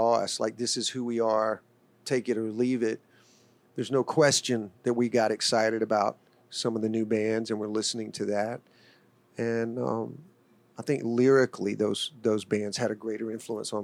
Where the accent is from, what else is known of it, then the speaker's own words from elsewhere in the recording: Birmingham, Alabama, United States; It was a blessing growing up in Birmingham.